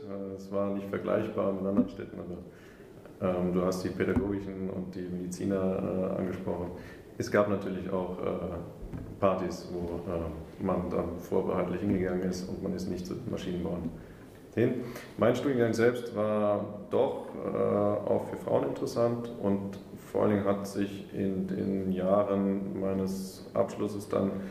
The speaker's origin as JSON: {"language": "German", "town": "Homburg", "region": "Saarland", "country": "Germany", "tie": "born or raised there", "said": "auch in meiner Heimatstadt Homburg"}